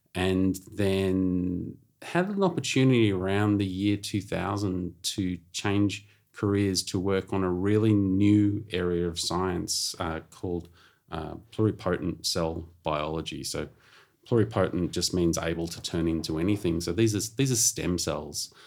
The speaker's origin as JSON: {"language": "English", "town": "Melbourne", "region": "Victoria", "country": "Australia", "tie": "born or raised there", "said": "I grew up in Melbourne"}